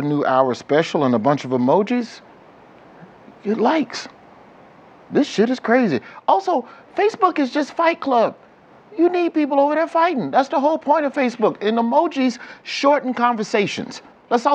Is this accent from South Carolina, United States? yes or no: no; Birmingham, Alabama, United States; I'm from Birmingham